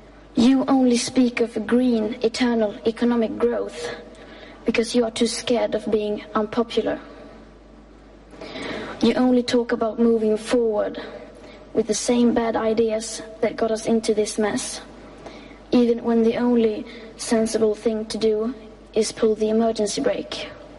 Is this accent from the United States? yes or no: no; Sweden; English is a second language; I am 15 years old and I'm from Sweden.